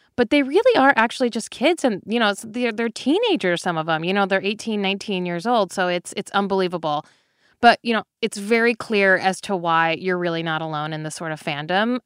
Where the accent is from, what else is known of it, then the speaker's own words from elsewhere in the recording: Chicago, Illinois, United States; now in Seattle, United States; I'm originally from the Chicagoland area, and I live in Seattle now